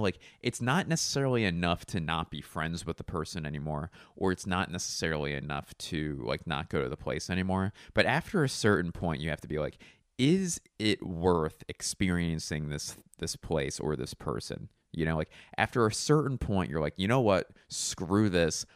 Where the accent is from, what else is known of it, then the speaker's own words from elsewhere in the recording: Philadelphia, Pennsylvania, United States; I'm from Philly